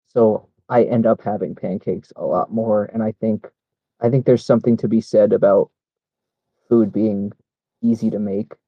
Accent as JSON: {"language": "English", "region": "New England", "country": "United States", "tie": "born or raised there", "also_born_or_lived": "Boston", "said": "But I was also born in Boston, so, like, there's way in, like, I grew up in New England in, like, the early 2000s"}